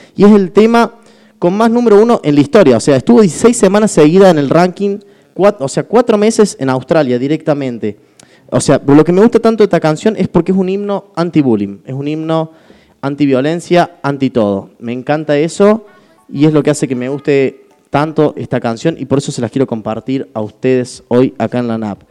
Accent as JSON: {"language": "Spanish", "country": "Argentina", "tie": "born or raised there", "said": "Yo nací en crisis en Argentina"}